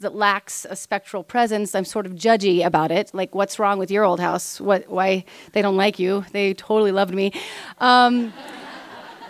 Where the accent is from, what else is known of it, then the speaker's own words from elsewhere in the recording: Kansas, United States; We're from Kansas.